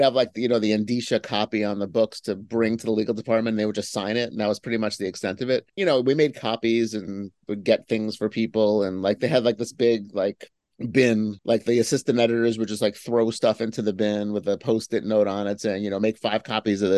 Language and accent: English; New York City, New York, United States; I grew up in New York. I went to this sort of like special high school in New York called Hunter College High School